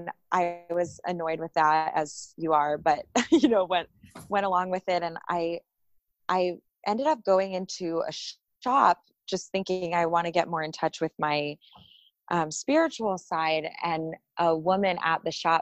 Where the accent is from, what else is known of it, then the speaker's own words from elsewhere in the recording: Folsom, California, United States; moved away; I grew up in California outside of Sacramento